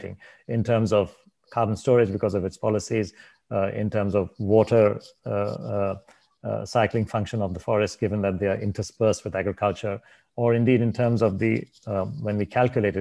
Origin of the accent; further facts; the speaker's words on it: India; I'm from India